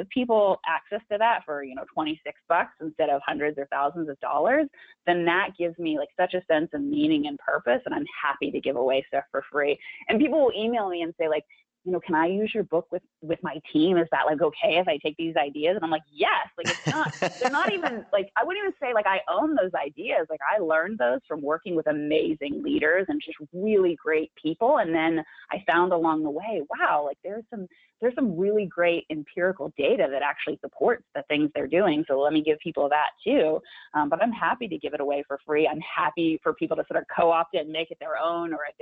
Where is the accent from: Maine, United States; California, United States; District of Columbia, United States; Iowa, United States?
California, United States; Big Sur; growing up in Big